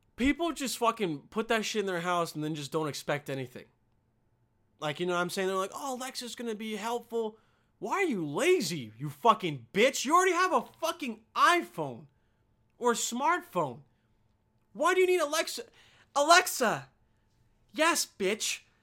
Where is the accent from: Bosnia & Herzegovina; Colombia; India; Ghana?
Bosnia & Herzegovina; moved away; in my home country